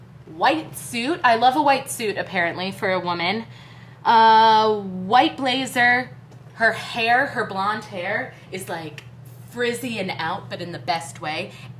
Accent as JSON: {"language": "English", "area": "Jersey Shore", "region": "New Jersey", "country": "United States", "also_born_or_lived": "West Village, New York City", "said": "I'm from the Jersey Shore"}